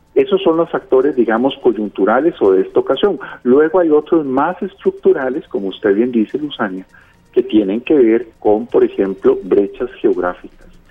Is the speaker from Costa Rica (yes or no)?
yes; Costa Rica; Somos expertos los costarricenses en eso